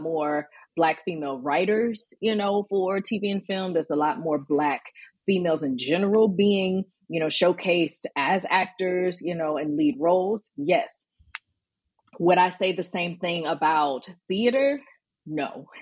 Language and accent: English; Birmingham, Alabama, United States; now in Atlanta, United States; I'm originally born and raised in Birmingham, Alabama, you know, Southern. Southern girl